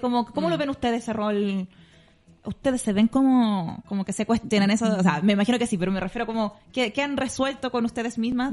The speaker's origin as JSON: {"language": "Spanish", "town": "Maipú", "region": "Santiago Metropolitan Region", "country": "Chile", "said": "era de Maipú, que cuando chicas éramos como los más pobres de la cuadra"}